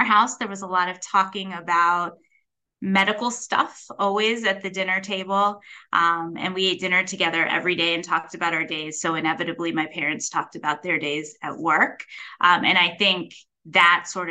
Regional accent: North Canton, Ohio, United States; I grew up in North Canton, Ohio, which is a smaller town about 45 miles south of Cleveland

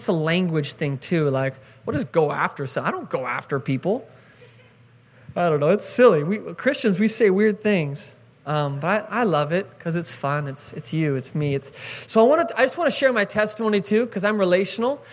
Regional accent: Seattle, Washington, United States; moved away as an adult; I grew up in Seattle, Washington

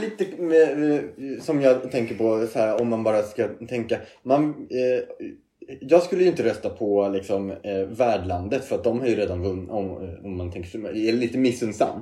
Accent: Sweden; som svensk

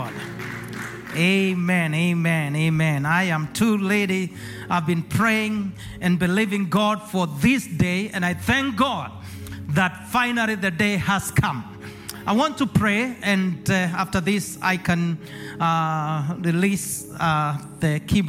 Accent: Kenya; moved away as an adult; now in Acworth, United States; I was born and raised in Kenya, East Africa

